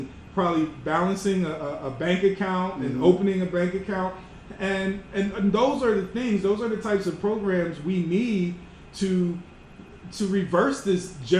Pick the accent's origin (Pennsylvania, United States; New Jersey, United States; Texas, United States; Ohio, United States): Pennsylvania, United States; Philadelphia; Because I was from Philly, Delaware. I didn't have that.